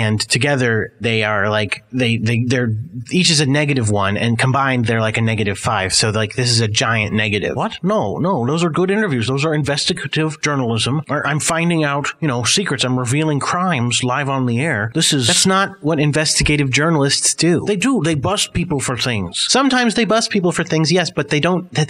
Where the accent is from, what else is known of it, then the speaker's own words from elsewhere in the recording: Scotland, United Kingdom; where are you from? I'm from Scotland, of course.